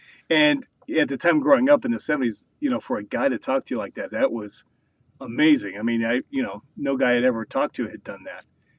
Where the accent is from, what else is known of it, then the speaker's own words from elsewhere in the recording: New Mexico, United States; born there; My dad and my grandfather, both from Oklahoma, worked with me 6 years old, and I was born in New Mexico, trying to get me to do a British accent.